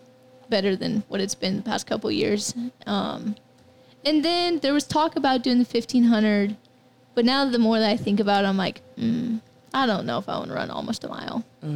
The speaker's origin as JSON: {"language": "English", "town": "McCook", "region": "Nebraska", "country": "United States", "tie": "born or raised there", "also_born_or_lived": "Lincoln, Nebraska", "said": "I went to Belmont Elementary School until halfway through third grade, and then our family moved back to McCook. Then I've been here ever since."}